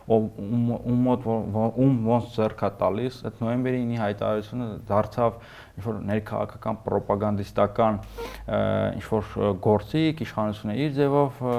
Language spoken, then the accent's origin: Armenian; Yerevan, Armenia; Ես մի Երևանցի եմ